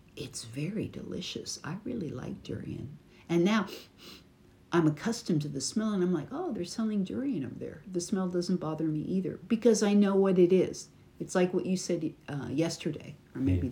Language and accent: English; United States; from America